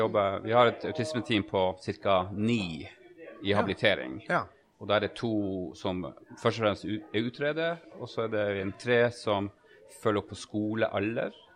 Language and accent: Norwegian; Tromsø, Troms, Norway; i hjemkommunen min, Tromsø